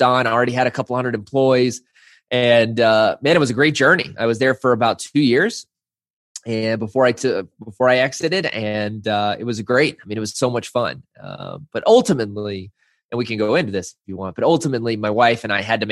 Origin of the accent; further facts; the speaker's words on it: Arkansas, United States; growing up in the South in Arkansas